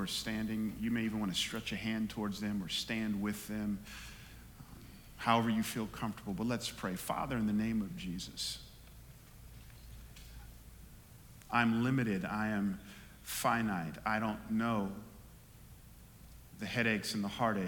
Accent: Atlanta, Georgia, United States; moved away; I know I'm out west, but I grew up in Atlanta

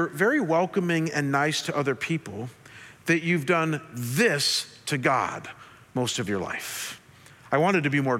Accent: Chagrin Falls, Ohio, United States; moved away; I was working as a single guy in my church back in Chagrin Falls, Ohio. I was in my first year of seminary, just finished it up, and my church allowed me to be an intern that summer back at my home church

